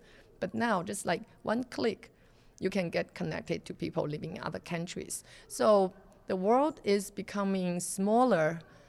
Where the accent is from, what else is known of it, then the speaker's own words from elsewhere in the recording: China; moved away; I'm from China